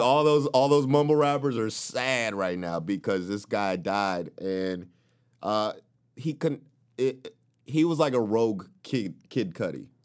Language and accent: English; the South, United States; now in California, United States; from the South, I felt there was a rich black culture.